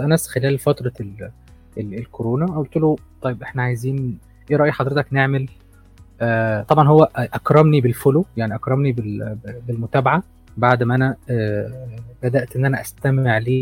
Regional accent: Egypt; عندنا في مصر

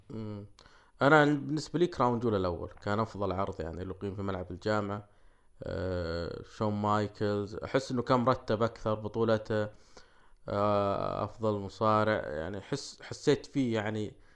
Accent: Saudi Arabia; عندنا في السعودية

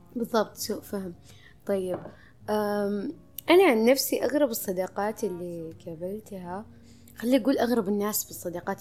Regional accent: Saudi Arabia; عندنا في السعودية

